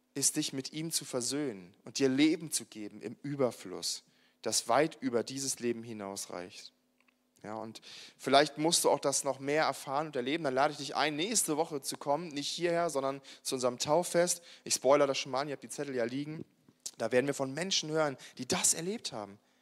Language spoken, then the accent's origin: German; Germany; ich bin ja ein Mensch, der immer in einem Land gelebt hat, wo es irgendwie Frieden gab. Also es gab ja, äh, seit ich geboren wurde in Deutschland